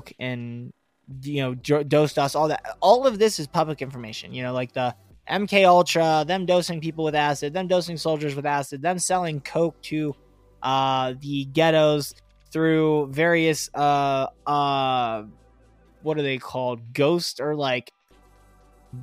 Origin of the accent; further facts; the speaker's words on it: Pittsburgh, Pennsylvania, United States; I'm from Pittsburgh, Pennsylvania